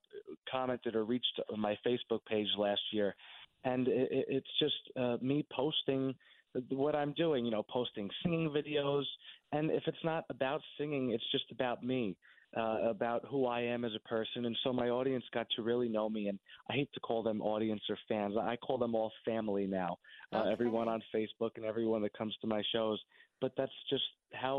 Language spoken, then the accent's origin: English; Somers, New York, United States; I grew up in Somers, New York, which is only 20 minutes from my show in Ridgefield.